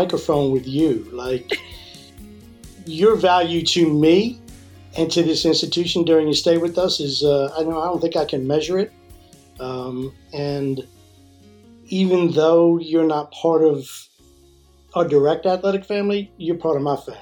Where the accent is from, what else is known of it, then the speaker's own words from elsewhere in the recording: Maryland, United States; moved away as an adult; I'm originally from Maryland. And was blessed with an incredible upbringing